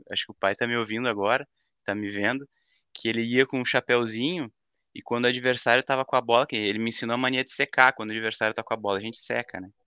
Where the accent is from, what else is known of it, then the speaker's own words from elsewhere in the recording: Guaíba, Rio Grande do Sul, Brazil; now in Porto Alegre, Brazil; Eu, eu moro em Porto Alegre, mas sou nascido e criado na, na grandíssima cidade de Guaíba